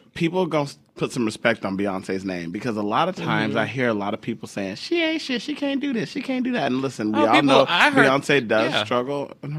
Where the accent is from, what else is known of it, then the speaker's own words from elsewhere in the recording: Houston, Texas, United States; We're both from Houston. We can both be big.